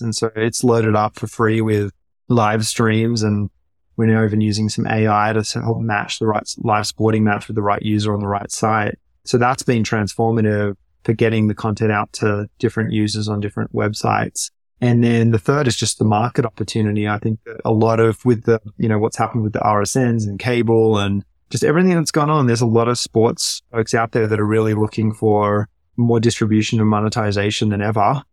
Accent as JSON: {"language": "English", "country": "Australia", "tie": "born or raised there", "also_born_or_lived": "San Francisco Bay Area", "moved": "as an adult", "lives_now": "United States", "said": "growing up in Australia"}